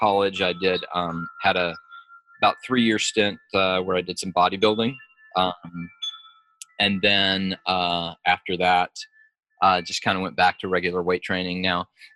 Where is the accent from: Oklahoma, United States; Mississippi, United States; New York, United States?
Mississippi, United States; also born or lived in Illinois; I moved to Mississippi from Illinois, and I was the smallest, shortest, lightest kid in a brand new school